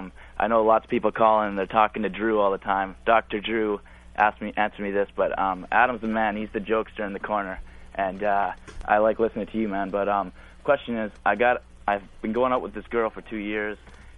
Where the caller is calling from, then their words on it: British Columbia, Canada; Canada, man.